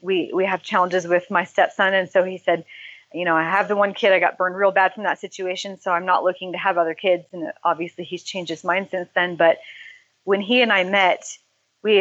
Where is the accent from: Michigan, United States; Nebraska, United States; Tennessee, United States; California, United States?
California, United States; I grew up in California.